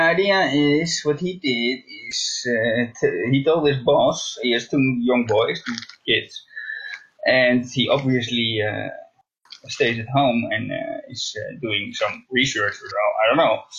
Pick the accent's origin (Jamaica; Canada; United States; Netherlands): Netherlands; English is a second language; I am from Holland. I'm not oh, from Amsterdam